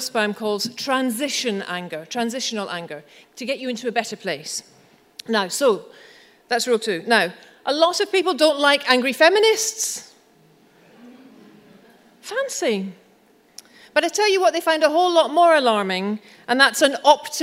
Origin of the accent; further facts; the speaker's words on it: Scotland, United Kingdom; I'm Scottish